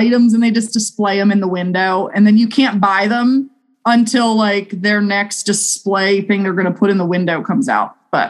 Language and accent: English; East Coast, United States; You know, I grew up on the East Coast and I don't know, Chicago to me, I've driven by Chicago.